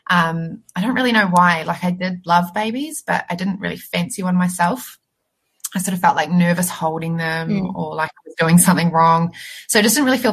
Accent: Christchurch, Canterbury, New Zealand; I'm from Christchurch

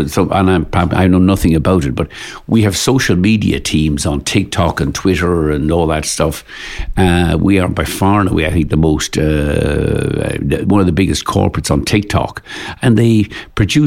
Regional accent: Ireland; I grew up in Ireland in the 60s and 70s, we couldn't afford to fly to get off the island.

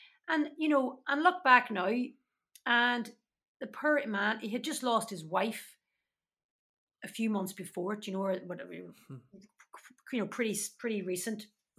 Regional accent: Derry, Northern Ireland, United Kingdom; And that was very much my case growing up in Derry. I was a Catholic from the bog side.

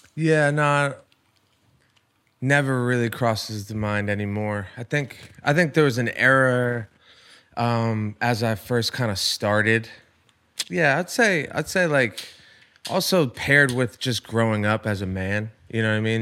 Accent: Rhode Island, United States; moved away; I'm from Rhode Island

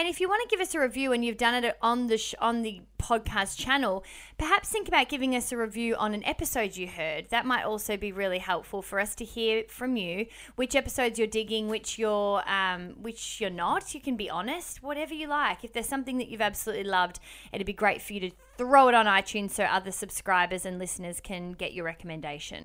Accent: Melbourne, Victoria, Australia; now in Sydney, Australia; We are from Melbourne originally and live in Sydney

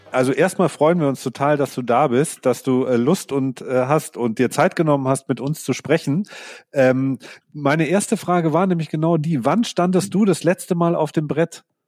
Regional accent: Sonthofen, Bavaria, Germany; ich komme ja aus dem Allgäu

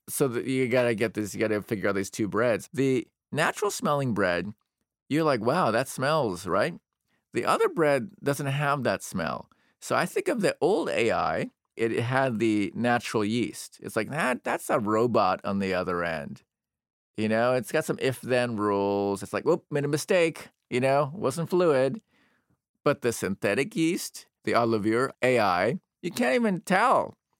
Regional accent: United States; I'm an American

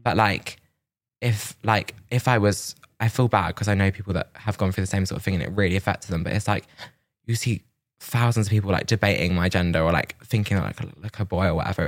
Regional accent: Milton Keynes, South East England, United Kingdom; now in London, United Kingdom; I was from Milton Keynes

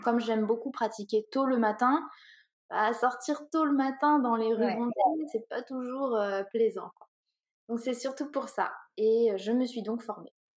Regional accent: Orléans, Centre-Val de Loire, France; also born or lived in Paris / London; je viens d'Orléans, donc euh, j'ai surtout vécu à Orléans

